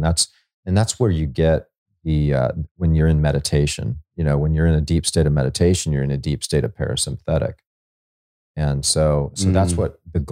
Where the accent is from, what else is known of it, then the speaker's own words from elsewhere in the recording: Hawaii, United States; now in Florida, United States; I grew up in Hawaii